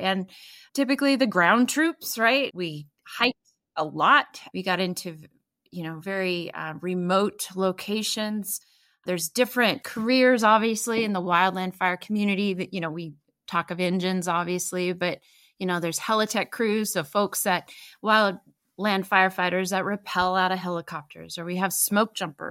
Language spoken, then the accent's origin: English; Northwest, United States; You know, we're from the Northwest, so we have a lot of timber and crown fires